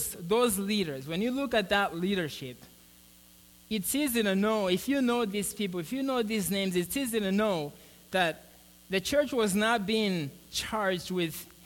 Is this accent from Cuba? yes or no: no; Mozambique; now in United States; I'm from Mozambique